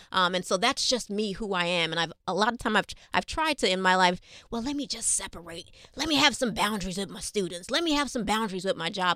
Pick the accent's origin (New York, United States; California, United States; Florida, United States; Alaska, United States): New York, United States; New York City; Being born and raised here in New York City